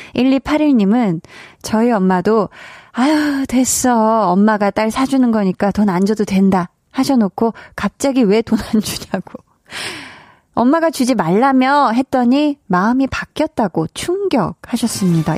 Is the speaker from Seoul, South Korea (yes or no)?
yes; Seoul, South Korea; 저는 어렸을 때 이제 강동구에서 네. 나고 자랐는데요